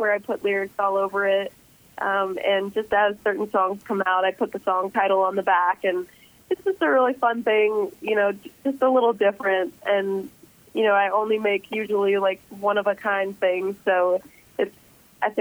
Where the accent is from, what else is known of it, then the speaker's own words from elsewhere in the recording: Canada; growing up in Canada